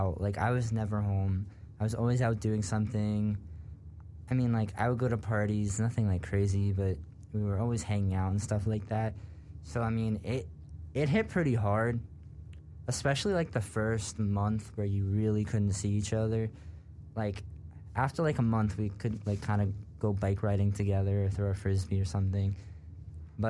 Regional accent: New Jersey, United States; moved away; I am from New Jersey.

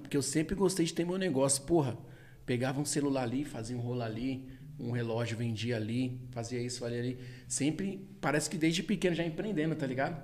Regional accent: Taboão da Serra, São Paulo, Brazil; sou do Tabuão, pô, nasci aqui

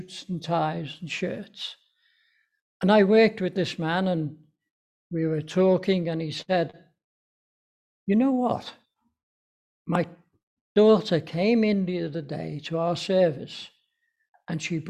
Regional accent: Liverpool, North West England, United Kingdom; we've come down from Liverpool.

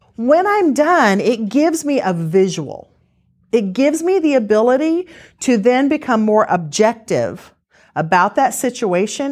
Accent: Missouri, United States; we're from Missouri

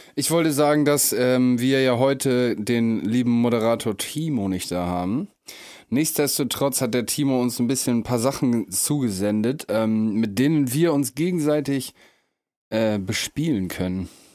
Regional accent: Emsland, Lower Saxony, Germany; moved away; im Emsland, wo ich herkomme, ganz bekannt das Moormuseum

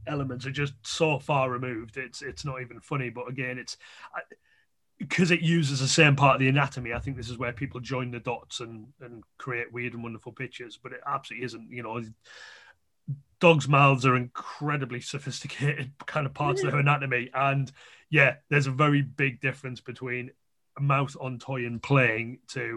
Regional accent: the North East, North East England, United Kingdom; I'm from the North East

